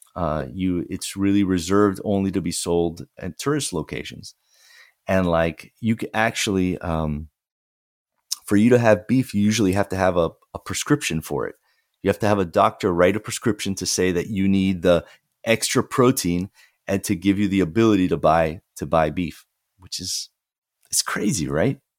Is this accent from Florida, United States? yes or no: yes; Fort Lauderdale, Florida, United States; the newspaper from my hometown, the, the Sun Sentinel, uh, which is in Fort Lauderdale